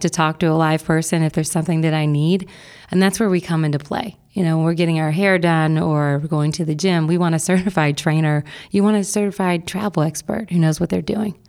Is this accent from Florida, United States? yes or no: no; Bexley, Ohio, United States; also born or lived in Atlanta / San Francisco / Miami; I grew up in Bexley and attended the Wellington School for high school